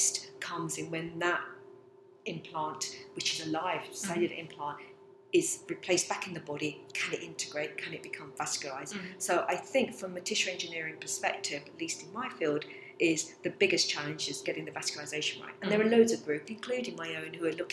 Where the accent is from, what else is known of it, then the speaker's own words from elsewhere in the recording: England, United Kingdom; also born or lived in Abruzzo, Italy; we come from a lovely picturesque little village in the Abruzzo region in Italy. And my father came over here in 62, like all immigrants, to a better life for his family and children. And basically we grew up here.